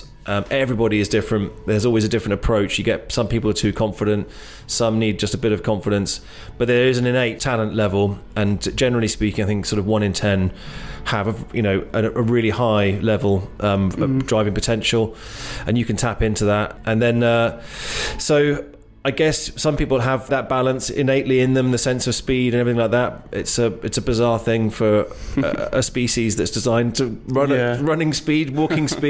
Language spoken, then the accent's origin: English; England, United Kingdom; moved away; also born or lived in Ojai, California; I was born in England, went back there when I was 10